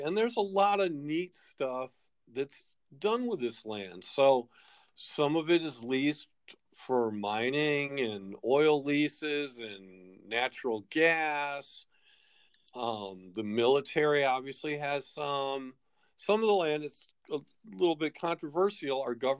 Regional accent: United States

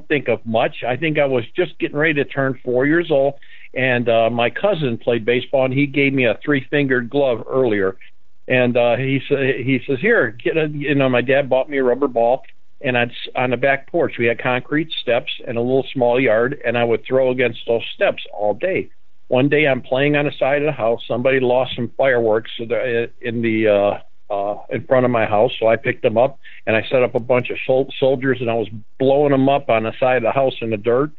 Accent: Hamtramck, Michigan, United States; I grew up in Hamtramck there

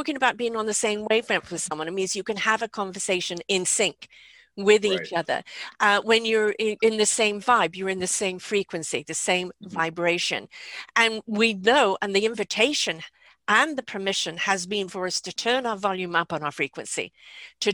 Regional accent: England, United Kingdom; I grew up in England.

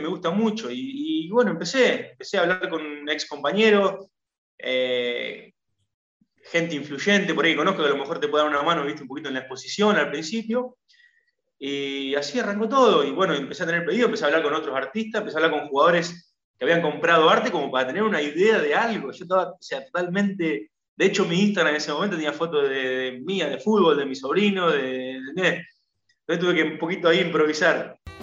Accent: Argentina; yo que soy argentino, que jugué al fútbol, que, que, me crié mirándolo

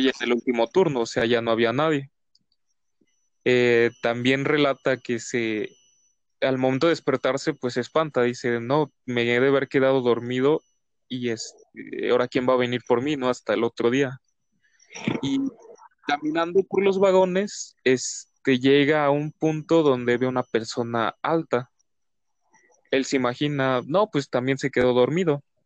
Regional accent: Mexico

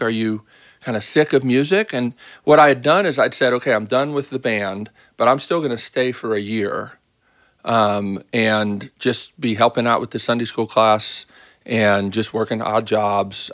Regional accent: Baltimore, Maryland, United States; I grew up in Baltimore

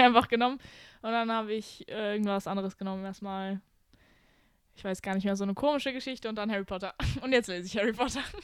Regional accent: near Düsseldorf, North Rhine-Westphalia, Germany; moved away as an adult; now in Romania; ich bin in Deutschland geboren worden äh, und ich habe auch mein ganzes Leben lang hier gelebt, aber in NRW, neben Düsseldorf.

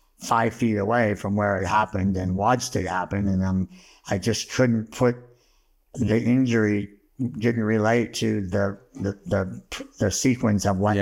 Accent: Bellflower, California, United States; also born or lived in Montebello, California; Grew up in Bellflower down the area.

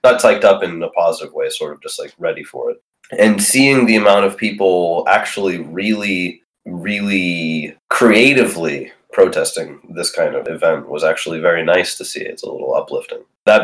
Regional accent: Lithuania; moved away; I'm from Lithuania, and my family lived through the Soviet Union.

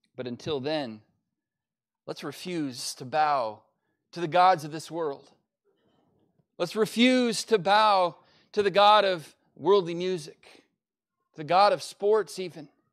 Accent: United States; as an American

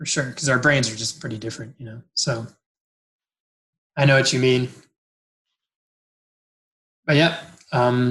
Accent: New Jersey, United States; moved away as an adult; now in Canada; I'm originally from New Jersey

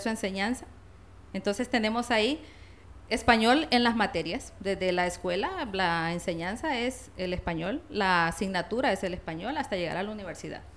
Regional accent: La Paz, Honduras; Soy de La Paz.

